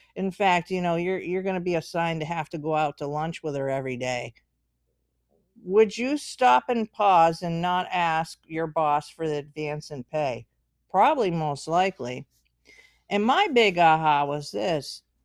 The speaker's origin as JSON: {"language": "English", "country": "United States", "said": "I'm American, so I can, I can speak as being an American"}